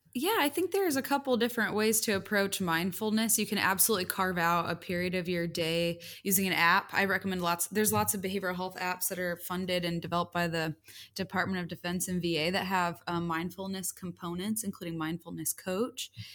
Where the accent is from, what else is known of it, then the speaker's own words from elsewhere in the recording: Indiana, United States; moved away as an adult; also born or lived in Chicago / Texas; I grew up mostly in Indiana.